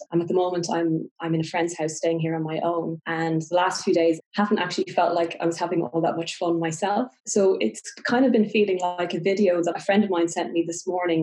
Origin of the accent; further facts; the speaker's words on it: Ireland; I'm Irish and in Ireland